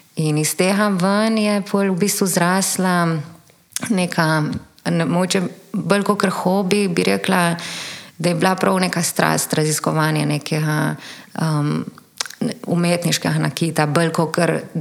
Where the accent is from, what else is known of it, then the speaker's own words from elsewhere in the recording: Ajdovščina, Goriška, Slovenia; moved away as an adult; now in Ljubljana, Slovenia; prihajam iz Vajdušne, verjetno slišiš.